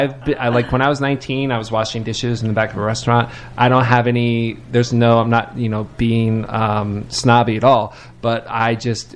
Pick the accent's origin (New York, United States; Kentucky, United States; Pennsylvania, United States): Kentucky, United States; Lexington; I moved here from Lexington, Kentucky, which is like about 400,000 people, so not tiny, but, you know, a smaller city.